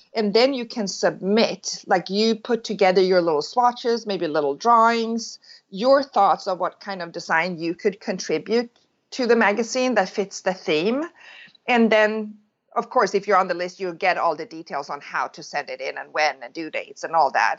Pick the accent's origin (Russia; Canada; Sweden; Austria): Sweden; moved away as an adult; now in California, United States; I'm born and raised in Sweden